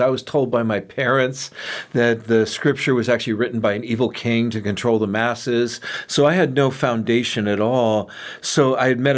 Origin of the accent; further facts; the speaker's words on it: San Francisco, California, United States; I was raised in San Francisco by hippie parents.